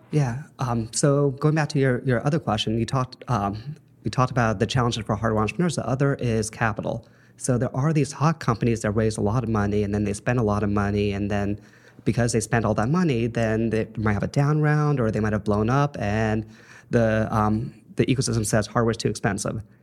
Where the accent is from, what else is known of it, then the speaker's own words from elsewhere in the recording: Los Angeles, California, United States; moved away as an adult; also born or lived in Saint Louis, Missouri; I'm a L A native. I grew up in the San Fernando Valley